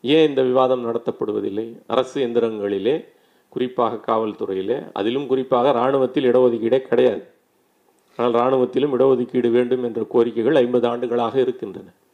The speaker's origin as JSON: {"language": "Tamil", "town": "Ambur", "region": "Tamil Nadu", "country": "India", "tie": "born or raised there", "said": "நான் பிறந்த ஊரிலே சொல்கிறேன் வேலூர் மாவட்டம் ரொம்ப முன்னேறிய மாவட்டம் ஆம்பூர்"}